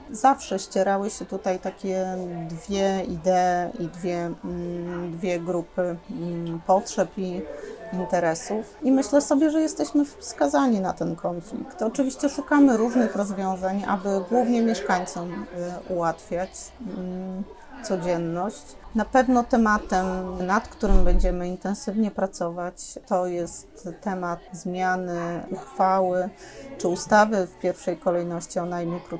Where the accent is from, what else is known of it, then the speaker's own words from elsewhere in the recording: Sopot, Pomeranian Voivodeship, Poland; Ja jestem z Dolnego. My Sopocianie dzielimy się na tych, którzy są z Górnego i z Dolnego. My w Dolnym Sopocie na pierwszym miejscu stawiamy jednak plażę.